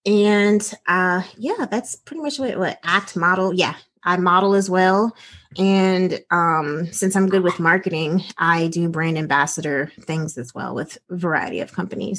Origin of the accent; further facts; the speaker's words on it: Washington, United States; and I was born in Washington State. So I was the only Black girl in these beauty pageants